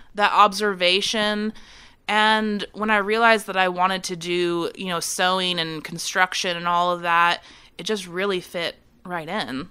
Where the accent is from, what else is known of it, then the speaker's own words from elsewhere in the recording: San Francisco Bay Area, California, United States; also born or lived in Chicago; now in Winston-Salem, United States; I'm originally from California. I'm from the San Francisco Bay Area